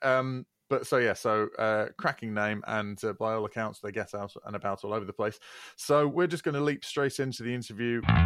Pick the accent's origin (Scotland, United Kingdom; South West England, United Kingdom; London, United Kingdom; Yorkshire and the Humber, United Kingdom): Yorkshire and the Humber, United Kingdom; Leeds; growing up in Leeds